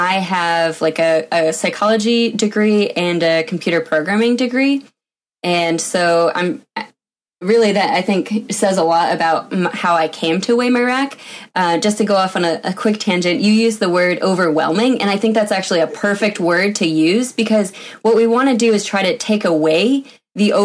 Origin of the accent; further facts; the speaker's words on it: Vermont, United States; moved away as an adult; also born or lived in Washington; I grew up in Vermont, went to a big engineering school on the East Coast